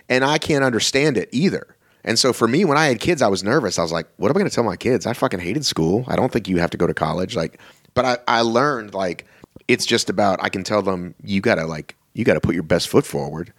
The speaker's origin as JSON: {"language": "English", "town": "Boston", "region": "Massachusetts", "country": "United States", "tie": "born or raised there", "moved": "yes", "lives_now": "Atlanta, United States", "said": "I was born in Boston"}